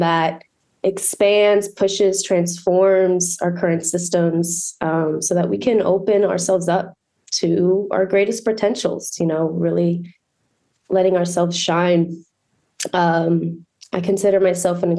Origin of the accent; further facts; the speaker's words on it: Montgomery County, Maryland, United States; also born or lived in Brazil; now in Baltimore, United States; I was born in Brazil. And then I moved here and I grew up in Montgomery County.